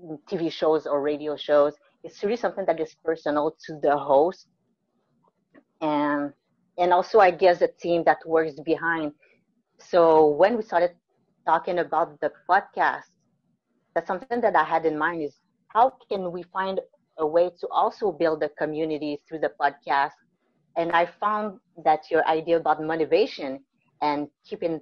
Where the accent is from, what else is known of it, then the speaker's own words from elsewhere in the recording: Mont-Saint-Grégoire, Quebec, Canada; moved away as an adult; also born or lived in Guatemala / New Brunswick / British Columbia / Vancouver Island; I was born in Guatemala. I was adopted when I was maybe 2 months old, I think, by a great couple near Montreal. It's called Mont Saint-Grégoire. It's beautiful. And I grew up there, lived there all my life.